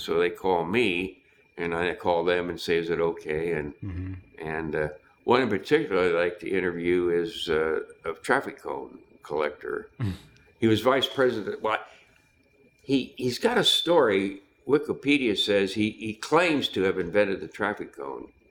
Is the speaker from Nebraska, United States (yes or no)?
yes; Nebraska, United States; moved away; also born or lived in California; I grew up in Nebraska, no TV, scratchy radio station